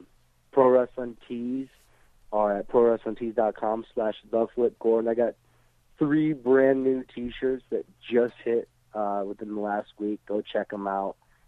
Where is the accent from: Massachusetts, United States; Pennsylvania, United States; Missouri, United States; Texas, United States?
Massachusetts, United States; Obviously, we're both from Massachusetts.